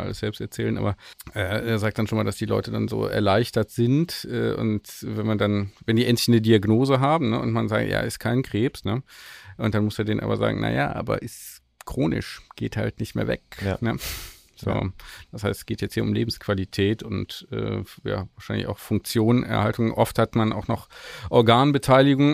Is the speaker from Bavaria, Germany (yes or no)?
no; Grevenbroich, North Rhine-Westphalia, Germany; da wo ich aufgewachsen bin, an Grevenbruch vorbei